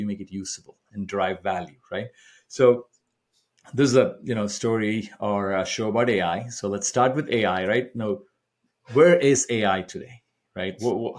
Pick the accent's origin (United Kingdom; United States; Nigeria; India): India; moved away; I grew up in India myself